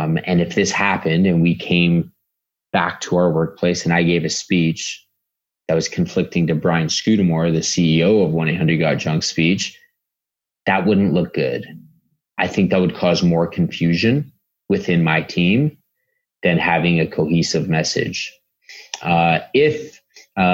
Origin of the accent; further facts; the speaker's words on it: Canada; we're all Canadian